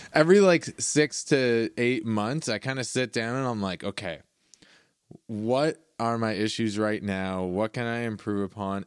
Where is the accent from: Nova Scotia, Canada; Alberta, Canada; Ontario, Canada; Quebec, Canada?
Ontario, Canada; Caledon; I grew up in Caledon